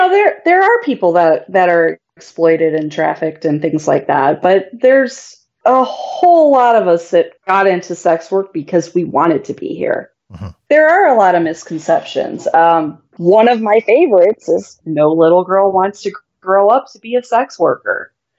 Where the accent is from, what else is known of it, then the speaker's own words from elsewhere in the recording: Midwest, United States; I'm from the Midwest.